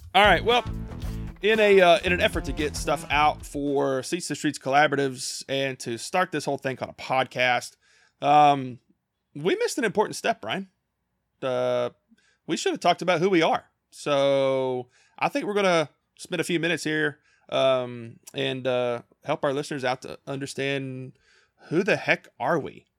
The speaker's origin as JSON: {"language": "English", "region": "Kentucky", "country": "United States", "tie": "born or raised there", "said": "I grew up, uh, born and raised in small town Kentucky"}